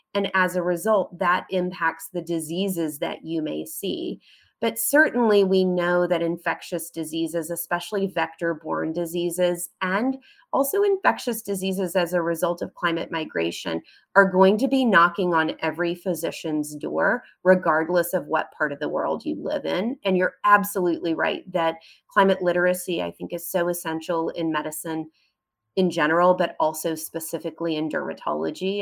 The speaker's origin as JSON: {"language": "English", "country": "United States", "said": "I'm an American physician"}